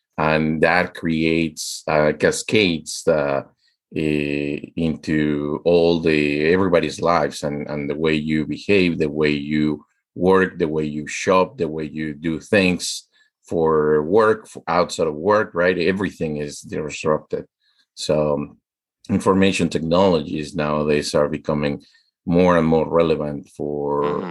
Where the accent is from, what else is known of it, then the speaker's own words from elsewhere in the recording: Mexico; now in United States; I am Mexican. I'm American now.